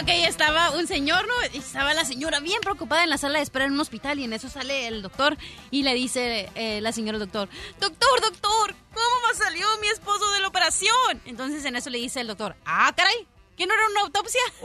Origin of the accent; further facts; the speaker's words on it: Mexico; es parte de nuestra cultura como mexicanos. Yo ah. hablo como mexicana